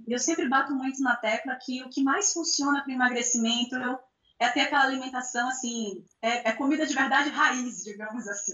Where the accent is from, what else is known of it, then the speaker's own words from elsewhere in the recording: Salvador, Bahia, Brazil; Eu sou de Salvador também